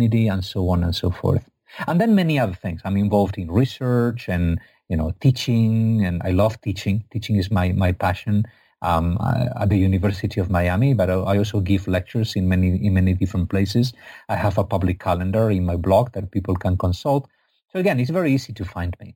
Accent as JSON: {"language": "English", "country": "Spain", "said": "I'm from Spain, not from Egypt."}